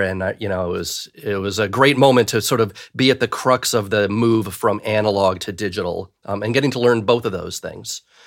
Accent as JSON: {"language": "English", "town": "Cleveland", "region": "Ohio", "country": "United States", "tie": "born or raised there", "said": "I grew up in Cleveland, Ohio"}